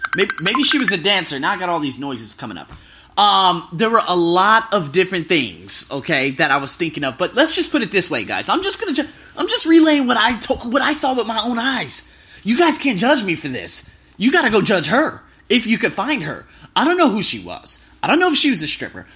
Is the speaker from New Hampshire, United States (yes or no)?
no; Las Vegas, Nevada, United States; moved away; I'm from America. I'm from Las Vegas